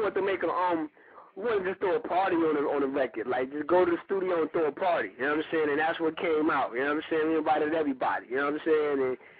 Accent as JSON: {"language": "English", "town": "Grand Rapids", "region": "Michigan", "country": "United States", "tie": "born or raised there", "also_born_or_lived": "New York / Tennessee", "moved": "as an adult", "lives_now": "Atlanta, United States", "said": "I'm from Grand Rapids, Gunville, Michigan, the Midwest, west side of Michigan"}